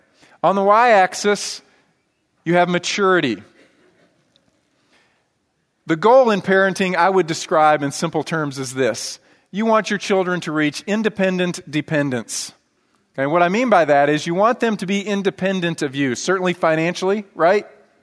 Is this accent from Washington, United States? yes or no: yes; Washington, United States; born there; now in Texas, United States; You know, I didn't grow up here in Texas. I grew up moving all around, but I was born in Washington State. And the area where I was born and where my dad grew up is called Skagit Valley.